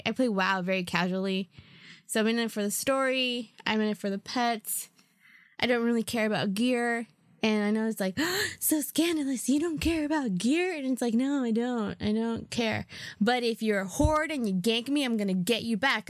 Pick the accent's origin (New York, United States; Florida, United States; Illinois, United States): New York, United States; I'm a New Yorker